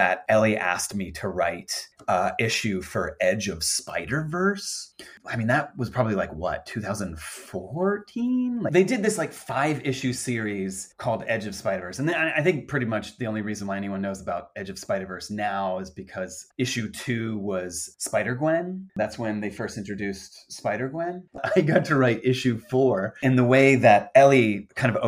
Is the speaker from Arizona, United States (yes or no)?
no; Virginia, United States; I grew up in Virginia